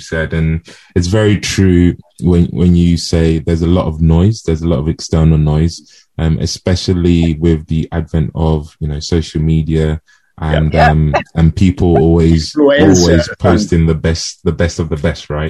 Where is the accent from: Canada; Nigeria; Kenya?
Nigeria; We're of African descent, right? We're from Nigeria.